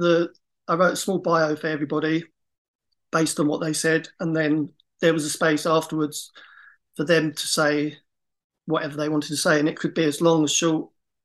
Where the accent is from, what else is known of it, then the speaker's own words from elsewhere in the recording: Essex, East of England, United Kingdom; so the whole of Essex and not all from like my hometown.